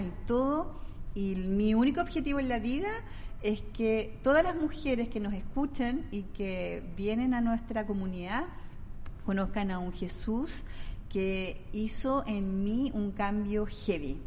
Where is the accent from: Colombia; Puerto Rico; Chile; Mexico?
Chile; Valdivia, Los Ríos; moved away; yo soy oriunda de Valdivia, la ciudad más linda de Chile